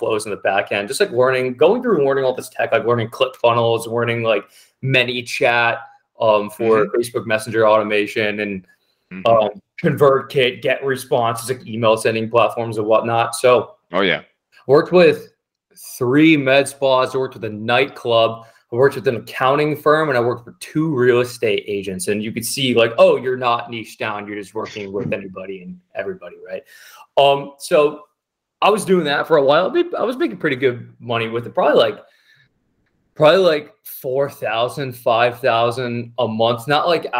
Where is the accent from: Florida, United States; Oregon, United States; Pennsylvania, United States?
Florida, United States; near Tampa; I grew up in Florida by Tampa